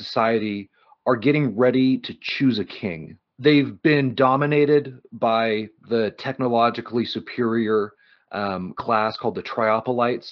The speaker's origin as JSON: {"language": "English", "town": "Reno", "region": "Nevada", "country": "United States", "tie": "born or raised there", "said": "I grew up in Reno."}